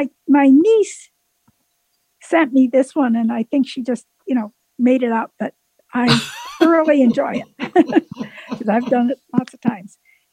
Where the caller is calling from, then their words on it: Waynesville, North Carolina, United States; And I am from Waynesville, North Carolina.